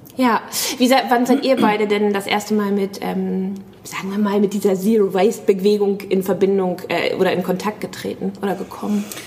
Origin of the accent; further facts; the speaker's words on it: Hamburg, Germany; ich komme aus Hamburg